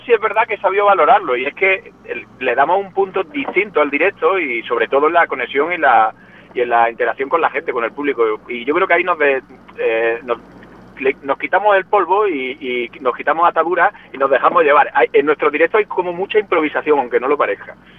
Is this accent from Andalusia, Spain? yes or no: yes; Jaén, Andalusia, Spain; moved away as an adult; now in Madrid, Spain; Somos cordobeses. Bueno, yo en concreto de Jaén.